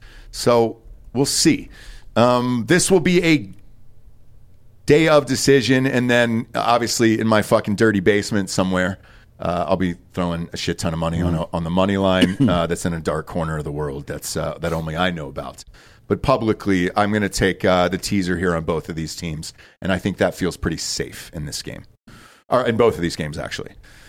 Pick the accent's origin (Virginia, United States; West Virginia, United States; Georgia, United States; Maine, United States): Georgia, United States; I'm from Georgia